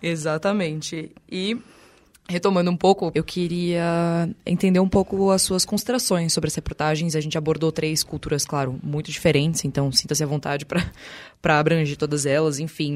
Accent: São Paulo, Brazil; accent: paulistano; Você não vai escutar um sotaque paulistano como o nosso

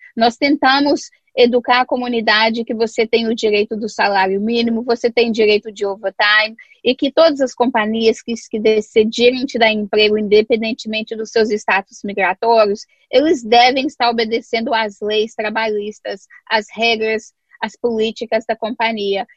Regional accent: São Paulo, Brazil; also born or lived in Minas Gerais; now in Boston, United States; eu morei em São Paulo, sempre me identifiquei com São Paulo

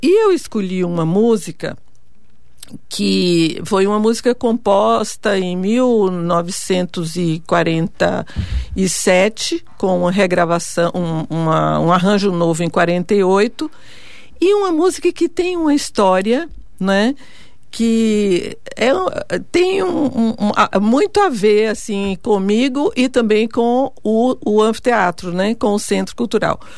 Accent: Vitória da Conquista, Bahia, Brazil; moved away as an adult; now in São Paulo, Brazil; na minha cidade natal, Vitória da Conquista

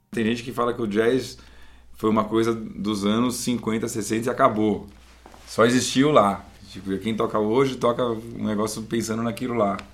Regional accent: Brazil; moved away as an adult; also born or lived in United States / France; Brasileiro eu já sou, brasileiro a gente já é

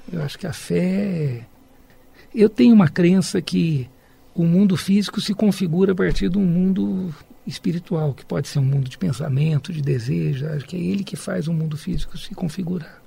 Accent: Minas Gerais, Brazil; moved away as an adult; Eu cresci na Mantiqueira, eu vivi 25 anos lá

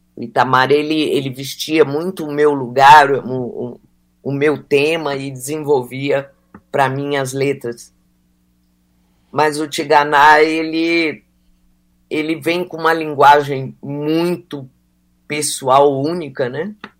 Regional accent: Mato Grosso do Sul, Brazil; moved away; eu sou do Mato Grosso do Sul e ali e nunca parei de, de frequentar ali

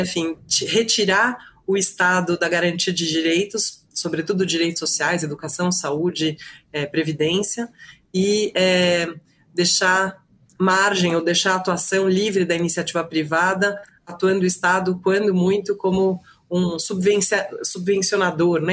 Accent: Brazil; Como brasileira e como professora de direito constitucional

